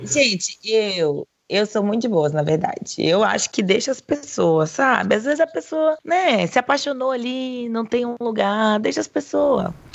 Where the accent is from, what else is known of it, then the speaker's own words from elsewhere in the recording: Brazil; now in Thailand; sou brasileira